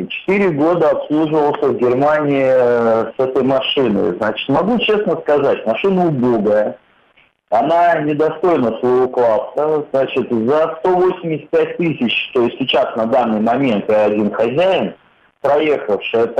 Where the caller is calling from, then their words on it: Saint Petersburg, Russia; Я из Санкт-Петербурга.